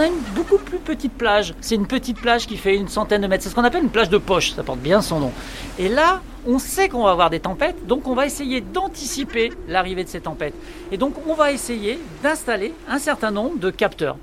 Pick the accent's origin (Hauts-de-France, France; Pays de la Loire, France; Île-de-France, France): Hauts-de-France, France; Picardy; moved away; je suis originaire de Picardie